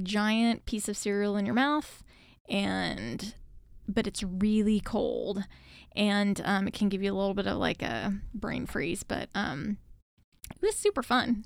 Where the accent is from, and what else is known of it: United States